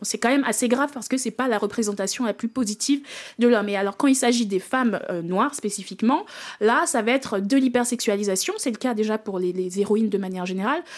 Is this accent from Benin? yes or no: yes; Benin; j'ai découvert le jeu vidéo en Afrique, en grandissant au Bénin.